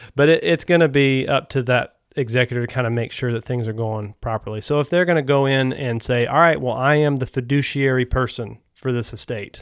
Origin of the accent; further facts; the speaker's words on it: North Carolina, United States; moved away as an adult; I grew up here in North Carolina